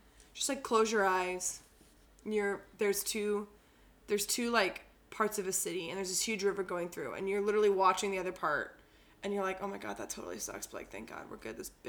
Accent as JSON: {"language": "English", "town": "Houston", "region": "Texas", "country": "United States", "also_born_or_lived": "Oklahoma", "moved": "yes", "said": "I'm also from Houston."}